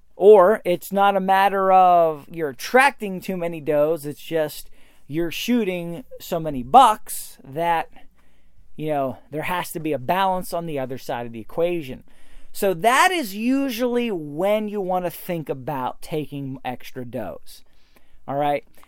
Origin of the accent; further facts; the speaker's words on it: Pennsylvania, United States; my home state, Pennsylvania